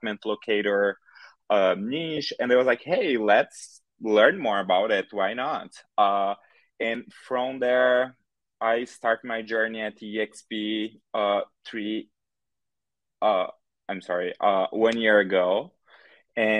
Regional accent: Brazil; English is a second language; moved away as an adult; now in Chicago, United States; I'm originally from Brazil, but I moved here to Chicago, Illinois, 4 years ago. And when I first moved here, I had like no English at all.

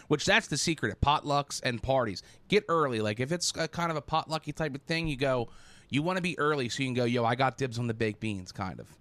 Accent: United States; I'm American.

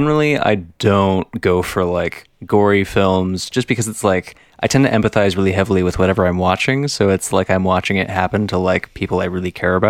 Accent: Las Vegas, Nevada, United States; I grew up in Vegas

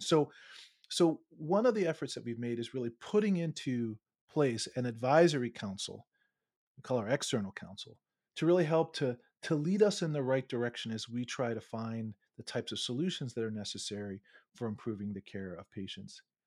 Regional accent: Baltimore, Maryland, United States; moved away; also born or lived in Charlottesville, Virginia; I'm actually from Baltimore

